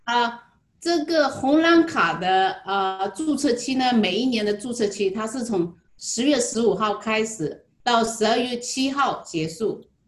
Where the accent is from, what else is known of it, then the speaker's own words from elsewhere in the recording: Jinhua, Zhejiang, China; moved away as an adult; now in Hawaii, United States; 我来自浙江金华。嗯，金华火腿是我们家乡最出名的，我想很多人都知道。我来夏威夷呢，已经有十一年了